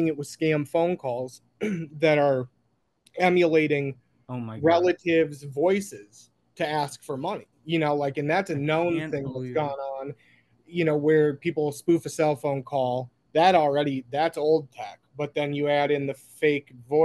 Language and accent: English; Minneapolis, Minnesota, United States; I'm from Minneapolis